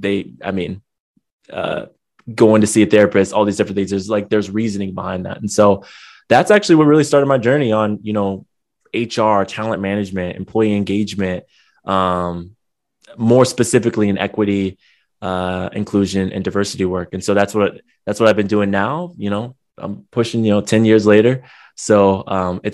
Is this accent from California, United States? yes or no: yes; San Diego, California, United States; now in Long Beach, United States; I grew up in San Diego, born and raised, but I live out in Long Beach now in California.